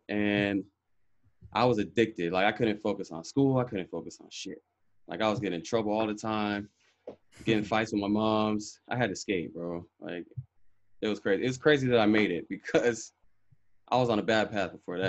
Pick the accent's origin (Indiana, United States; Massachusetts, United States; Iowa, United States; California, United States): California, United States; Los Angeles; I grew up in Sylmar.